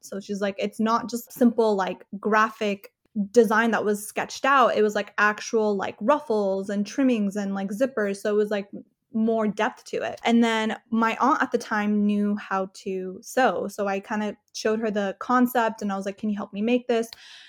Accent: California, United States; I mean, I kind of grew up all over Southern California. So my family kind of always moved. So I never really stayed in one specific city. So I would go from like Inland Empire. For a while, we lived in LA. For a while, we lived in Orange County.

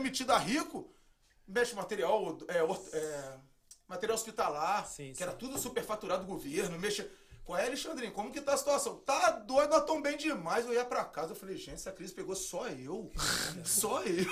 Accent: Brazil; moved away as an adult; now in United States; A gente veio do Brasil

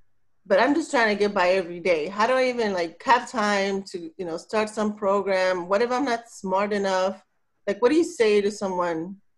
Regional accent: South Texas, United States; moved away; I originally I'm from South Texas, and it's a really poor, it's like the poorest part of the country, I think. It's right on the border with Mexico.

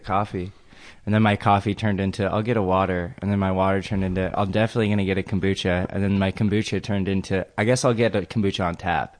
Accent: El Segundo, California, United States; I grew up in El Segundo

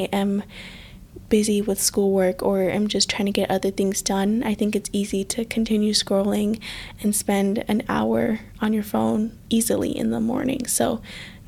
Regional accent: United States; growing up in America

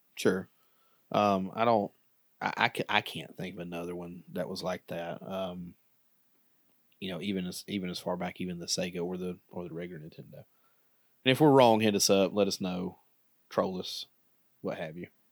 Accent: Alabama, United States; we're from Alabama

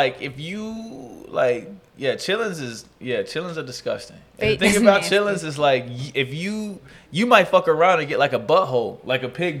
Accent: Kansas City, Missouri, United States; Growing up in Kansas City, we make them every Thanksgiving.

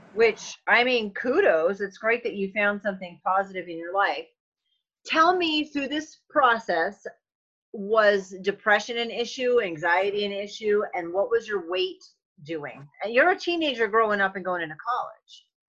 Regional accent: New England, United States; I grew up in New England

